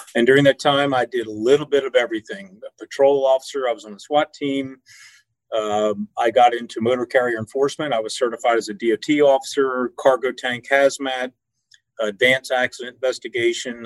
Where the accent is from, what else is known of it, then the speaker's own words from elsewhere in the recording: York, Pennsylvania, United States; I am from York, Pennsylvania